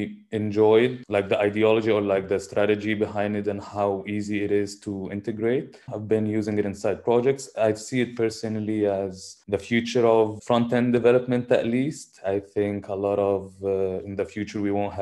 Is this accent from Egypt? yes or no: yes; Egypt; I'm from Egypt